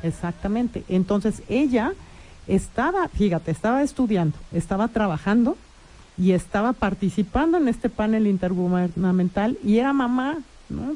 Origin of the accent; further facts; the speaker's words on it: Mexico; eso somos las mexicanas y los mexicanos